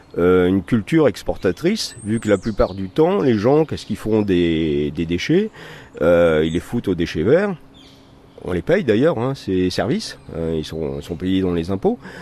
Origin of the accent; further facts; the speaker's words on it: Vieux-Condé, Hauts-de-France, France; je suis originaire ici de Vieux-Condé. Hein. Mes grands-parents habitaient la maison dans laquelle je réside